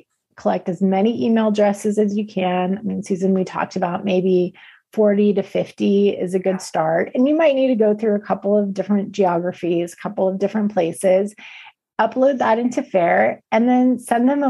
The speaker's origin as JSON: {"language": "English", "region": "California", "country": "United States", "said": "I'm from California"}